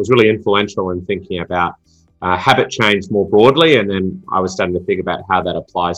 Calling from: Sydney, New South Wales, Australia; And …, coming in from home in beautiful Sydney, Australia, just a little bit better than Melbourne, and yeah, having a good day so far.

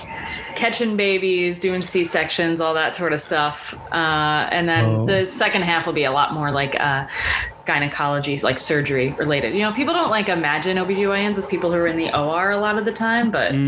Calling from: Milwaukee, Wisconsin, United States; I'm calling you from Milwaukee, actually.

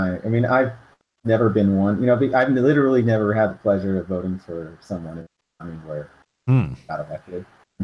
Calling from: Santa Clara County, California, United States; I'm calling from Santa Clara County.

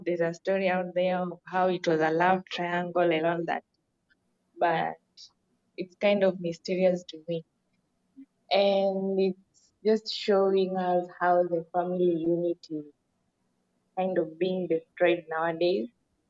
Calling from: Kenya; So today's proverb has just reminded me of how recently over here in Kenya, I'm speaking from Kenya

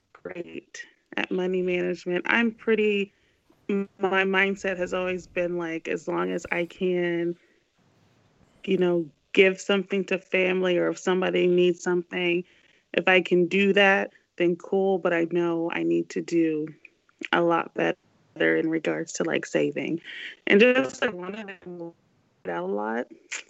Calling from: St. Louis, Missouri, United States; It's … in St. Louis.

